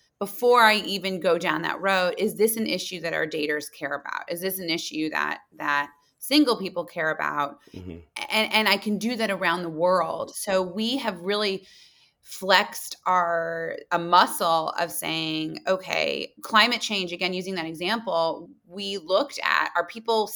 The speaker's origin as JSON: {"language": "English", "town": "Muncie", "region": "Indiana", "country": "United States", "tie": "born or raised there", "also_born_or_lived": "New York City", "moved": "as an adult", "said": "I'm a girl from Muncie, Indiana"}